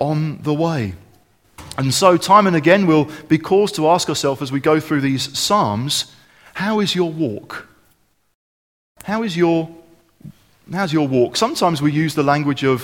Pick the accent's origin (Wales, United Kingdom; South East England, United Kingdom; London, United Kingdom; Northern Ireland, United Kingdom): South East England, United Kingdom; Kent; growing up in Kent